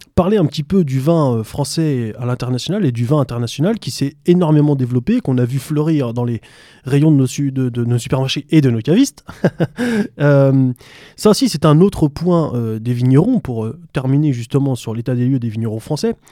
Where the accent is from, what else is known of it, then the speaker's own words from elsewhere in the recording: France; nous, en tant que Français